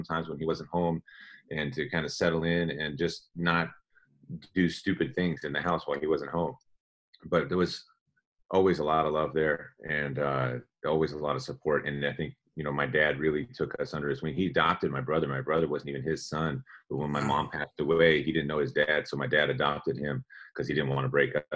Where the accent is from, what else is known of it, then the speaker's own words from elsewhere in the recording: San Leandro, California, United States; I grew up in the Bay Area in the East Bay, actually, right south of Oakland, a city called San Leandro.